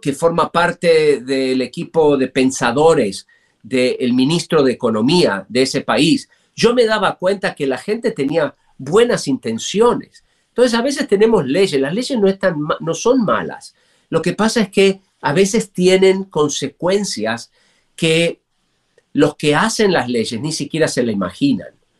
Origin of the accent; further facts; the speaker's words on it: Argentina; moved away as an adult; now in United States; yo crecí en un país con mucha inflación